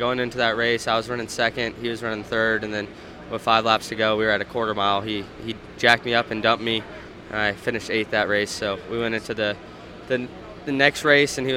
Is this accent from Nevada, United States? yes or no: yes; Las Vegas, Nevada, United States; moved away; it's great to be back in my hometown of Las Vegas, and got a lot of friends and family coming out to the racetrack this weekend